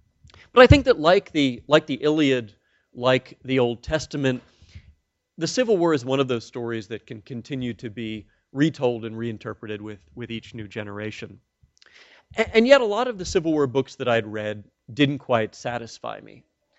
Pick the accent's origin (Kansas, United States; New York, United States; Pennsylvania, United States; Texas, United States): Pennsylvania, United States; Philadelphia; I'm a Philadelphian myself